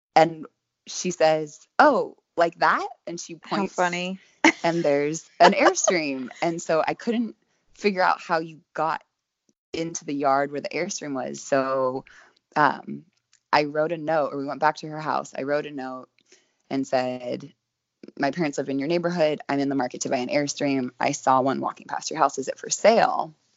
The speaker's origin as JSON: {"language": "English", "town": "Sonoma", "region": "California", "country": "United States", "tie": "born or raised there", "also_born_or_lived": "Glen Ellen / San Francisco", "lives_now": "Northern California, United States", "said": "I'm originally from a tiny town called Glen Ellen, which is right next to Sonoma, wine country girl. And, I grew up in Sonoma"}